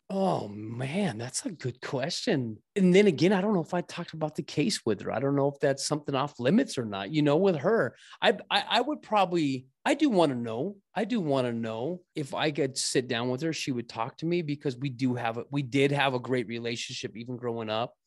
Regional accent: Scottsdale, Arizona, United States; also born or lived in Mesa; I grew up in Scottsdale

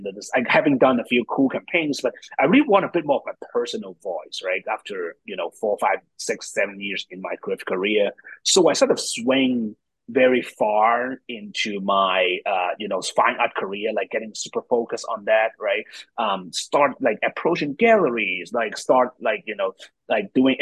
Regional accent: Hong Kong; moved away; also born or lived in New York; I'm from Hong Kong, moved to New York, trained in design

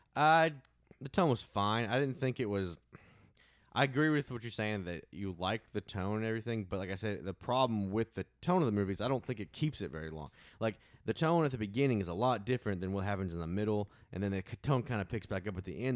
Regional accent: Arkansas, United States; we are from Arkansas. We live in Arkansas at this moment

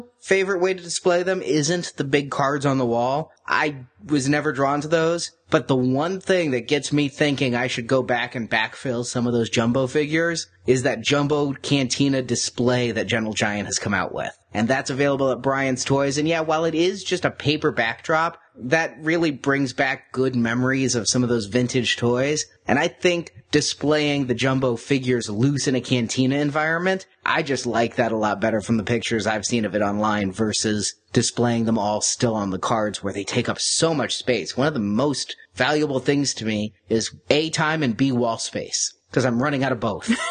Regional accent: United States; Being an American

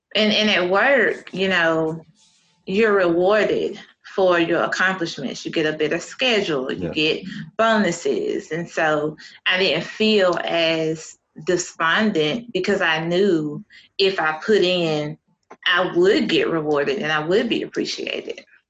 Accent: Eastern North Carolina, United States; born or raised there

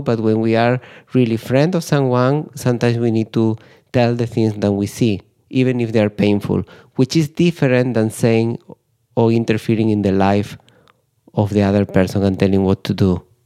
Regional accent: Spain; I'm from Spain

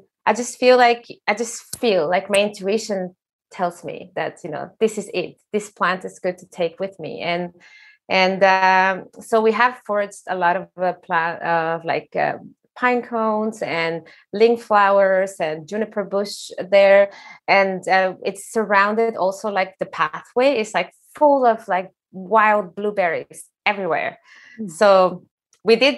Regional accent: Sonoran Desert, Mexico; now in Norway; I come from the desert, like I'm from Mexico, I'm from the Sonoran desert.

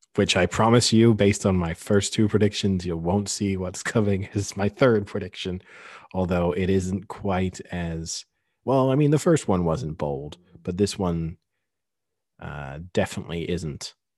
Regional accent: Paris, Île-de-France, France; I was born in Paris, I have avoided ever taking French nationality

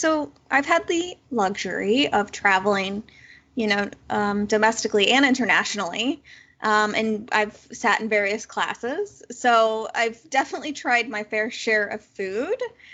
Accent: Chicago, Illinois, United States; I was from Chicago. The flight was Chicago to direct to Hawaii.

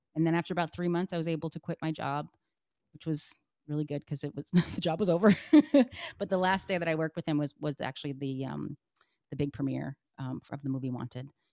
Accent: Connecticut, United States; also born or lived in Massachusetts; I was born in Massachusetts, and uh, and then I lived in Connecticut. I moved to Connecticut when I was five

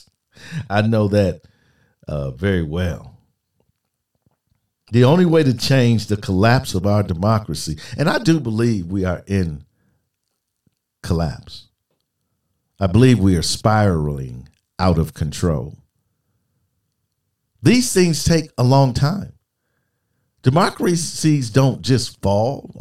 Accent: United States; as an American, especially as an American military man

